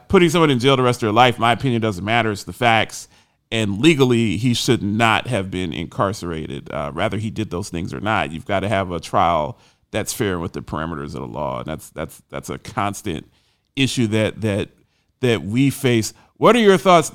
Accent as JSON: {"language": "English", "town": "Columbus", "region": "Ohio", "country": "United States", "tie": "born or raised there", "said": "I grew up in Columbus, Ohio"}